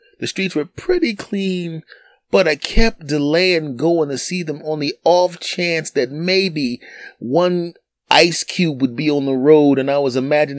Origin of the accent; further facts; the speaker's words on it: Philadelphia, Pennsylvania, United States; When I was 20 years old, I literally drove from my hometown of Philadelphia to New York to do a show in a snowstorm.